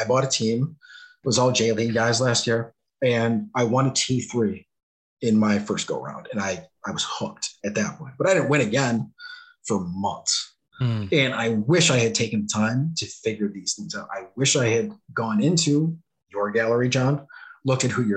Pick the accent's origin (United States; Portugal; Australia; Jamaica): United States; I'm from the States.